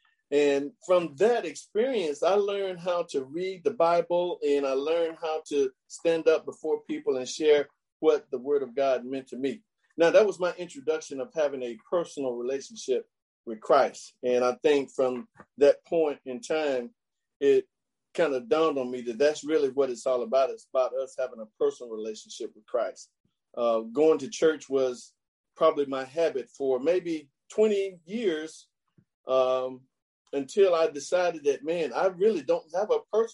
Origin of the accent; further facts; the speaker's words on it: Chattanooga, Tennessee, United States; I grew up in Chattanooga, Tennessee